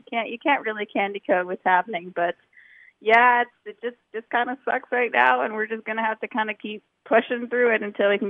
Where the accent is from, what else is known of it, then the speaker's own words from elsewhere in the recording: Hamilton, Ontario, Canada; moved away as an adult; now in Etobicoke, Canada; I am born and raised in Hamilton. I'm actually bunkering out in Etobicoke. I've been living here the last few years